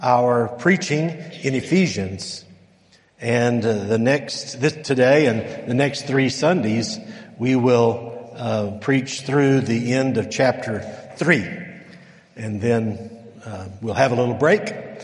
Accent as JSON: {"language": "English", "town": "El Paso", "region": "Texas", "country": "United States", "tie": "born or raised there", "moved": "yes", "said": "I grew up in El Paso"}